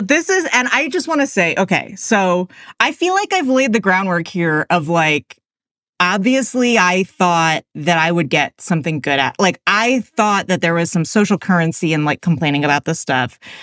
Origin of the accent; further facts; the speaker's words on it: Oakland, California, United States; I'm from the Bay Area, and like he was the gym teacher at my elementary school in Oakland